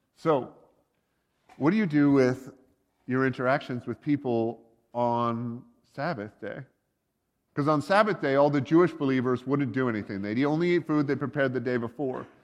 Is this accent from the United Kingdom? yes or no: no; Canada; they'd be the Canadians. We're kind of American, but kind of not.